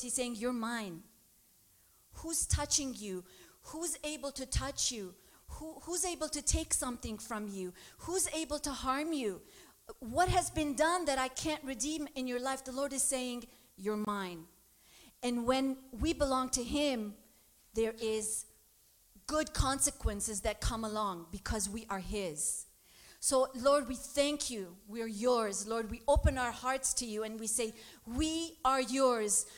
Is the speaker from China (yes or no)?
no; Lebanon; moved away; I grew up in Lebanon